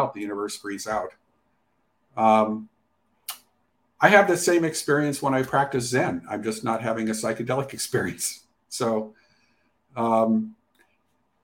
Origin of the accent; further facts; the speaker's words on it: Montana, United States; I grew up in Montana. I grew up in a small town in Montana.